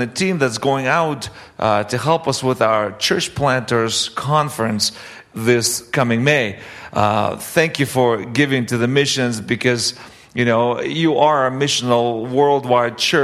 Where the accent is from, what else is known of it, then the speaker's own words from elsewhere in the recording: Russia; moved away; also born or lived in Canada; grew up in the Soviet Union, and then my family moved to Canada in 1989